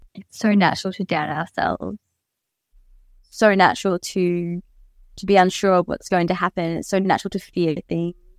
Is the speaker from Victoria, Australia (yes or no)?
no; Mackay, Queensland, Australia; growing up in Mackay, from Mackay